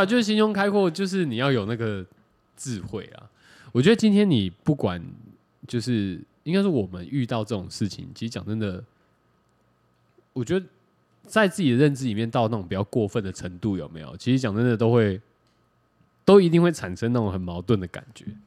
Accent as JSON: {"language": "Chinese", "country": "Taiwan", "said": "我是客家人"}